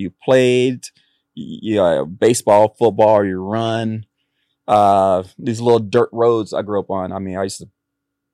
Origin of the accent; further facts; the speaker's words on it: Oxnard, California, United States; also born or lived in Kountze, Texas / Santa Barbara, California; I grew up in Oxnard. I went to school in Santa Barbara